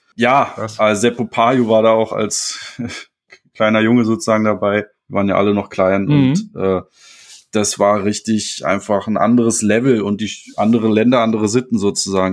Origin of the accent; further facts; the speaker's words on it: Berlin-Potsdam commuter belt, Brandenburg, Germany; ich komme aus dem Speckgürtel Berlin-Potsdam, also bin jetzt nicht wirklich in der großen Stadt aufgewachsen, aber halt nahe.